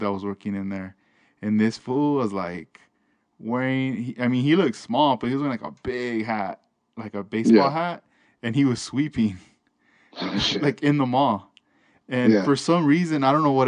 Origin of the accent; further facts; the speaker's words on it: Linwood, California, United States; I was growing up in Linwood